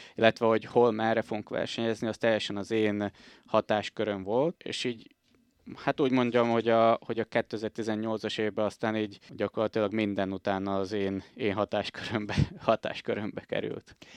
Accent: Komárno, Nitra Region, Slovakia; moved away as an adult; now in Bratislava, Slovakia; Komáromba születtem.

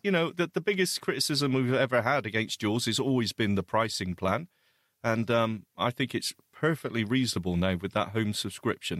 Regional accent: United Kingdom; we are British

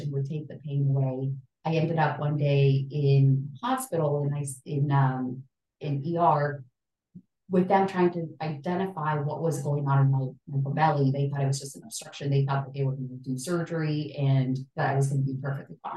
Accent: El Salvador; I grew up in El Salvador in the middle of struggle

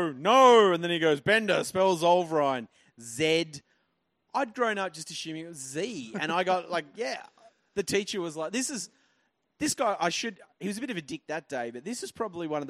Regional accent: Tasmania, Australia; I grew up in Tassie

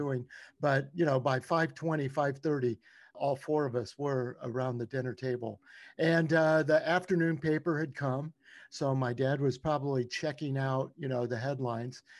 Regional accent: Louisiana, United States; I grew up in Louisiana

